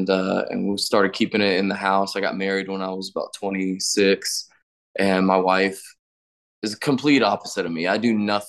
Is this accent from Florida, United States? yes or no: yes; Florida, United States; born there; So I was born in Florida, and then we moved around like we were fugitives.